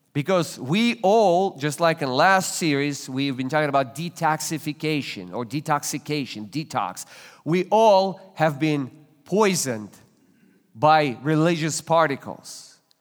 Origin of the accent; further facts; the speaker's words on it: Russia; now in United States; I was born and raised in Russia